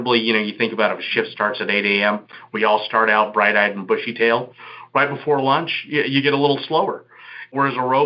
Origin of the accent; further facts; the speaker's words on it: Houston, Texas, United States; now in Las Vegas, United States; I'm from Houston, but I'm based in Las Vegas now.